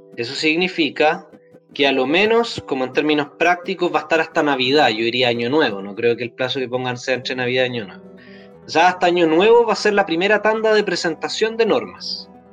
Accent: Temuco, Araucanía, Chile; Yo soy de allá, de Temuco.

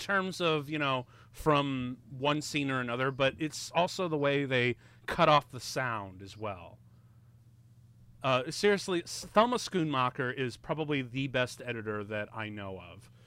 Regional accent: Chicago, Illinois, United States; I'm from Chicago

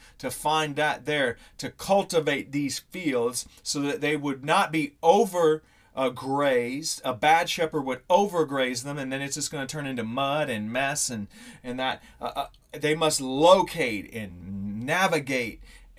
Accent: Missouri, United States; growing up in Missouri

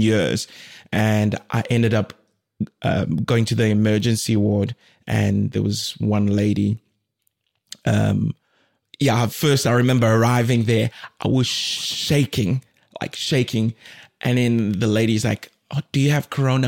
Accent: South Africa; moved away as an adult; also born or lived in Democratic Republic of the Congo / Durban, South Africa / Cape Town, South Africa; now in Finland; I was born in the DRC Congo and my family moved to South Africa when I was like two years old.

